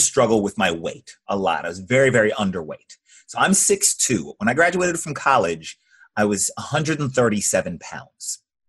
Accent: Georgia, United States; Just north of Atlanta, Georgia.

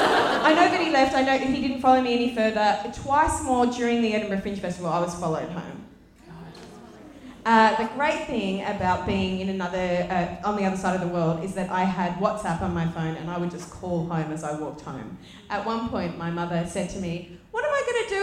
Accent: Sydney, New South Wales, Australia; I grew up in Western Sydney. I went to school in Western Sydney

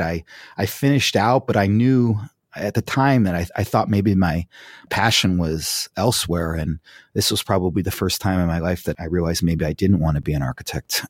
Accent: Fairport, New York, United States; now in Pasadena, United States; I grew up in a small town called Fairport. It's outside of Rochester, New York

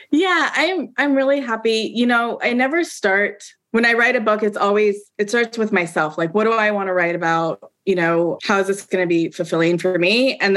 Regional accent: Pacific Northwest, United States; growing up in the Pacific Northwest in a, in a majority white community.

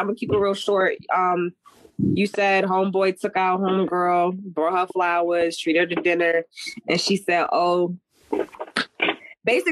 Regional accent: Jamaica; I'm Jamaican

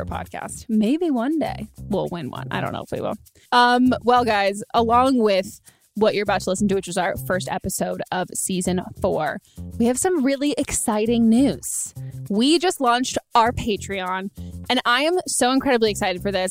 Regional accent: California, United States; I grew up in California.

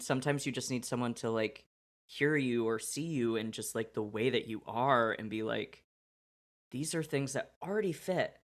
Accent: Oregon, United States; moved away; also born or lived in Illinois; I'm from Oregon.

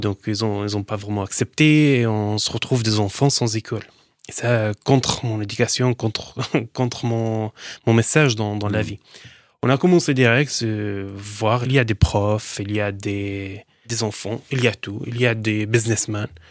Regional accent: Daraya, Rif Dimashq, Syria; French is a second language; moved away as an adult; also born or lived in Lebanon; now in France; Je viens d'une ville, banlieue de Damas, s'appelle Daraya

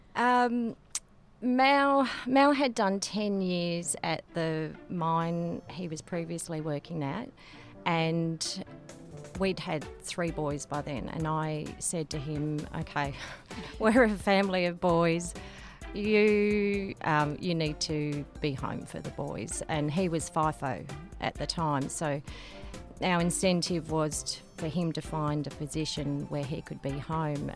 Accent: Darwin, Northern Territory, Australia; moved away as an adult; also born or lived in McMinns Lagoon; now in Nhulunbuy, Australia; I'm a Darwin girl

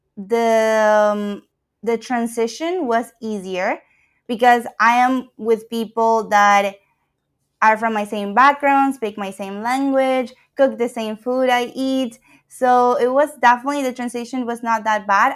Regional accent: Ecuador; moved away as an adult; now in Canada; I am from Ecuador, and I moved to Canada for studies

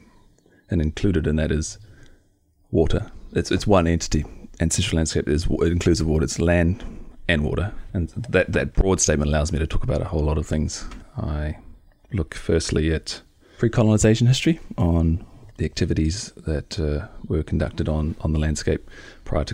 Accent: Tautoro, Northland, New Zealand; moved away; I'm from Tautoro. It's a little Māori, rural Māori community in Northland

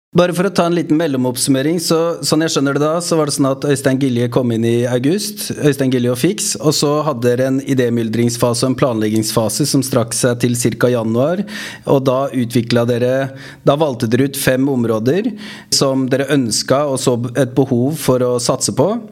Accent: Stavern, Vestfold, Norway; moved away; Larvik, min hjemkommune. Jeg kommer jo opprinnelig fra Stavern

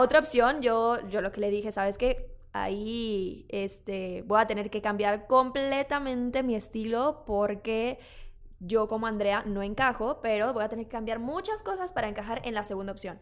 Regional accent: Mexico; sí soy mexicana

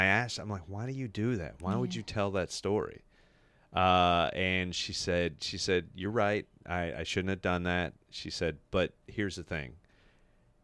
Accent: the South, United States; I come from the South. We are extremely passive aggressive

